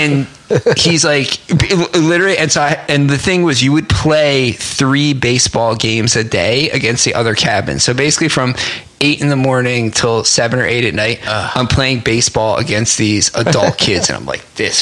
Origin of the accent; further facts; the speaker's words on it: New Jersey, United States; also born or lived in Newark / West Orange; I'm from New Jersey